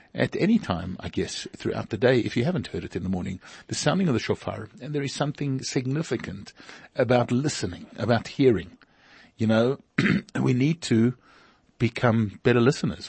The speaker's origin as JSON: {"language": "English", "town": "Pretoria", "region": "Gauteng", "country": "South Africa", "moved": "yes", "said": "We came from Pretoria."}